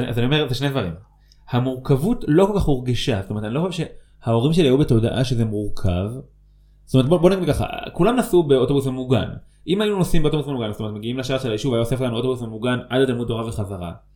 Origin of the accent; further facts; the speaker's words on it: Ofra, West Bank, Israel; also born or lived in Netzarim; בסוף כיתה א' שלי עברנו ליישוב עופרה